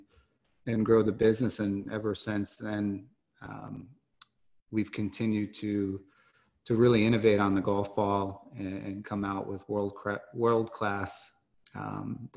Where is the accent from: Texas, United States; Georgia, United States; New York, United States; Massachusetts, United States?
New York, United States; Smithtown; now in Buffalo, United States; from Long Island, I grew up in Smithtown, New York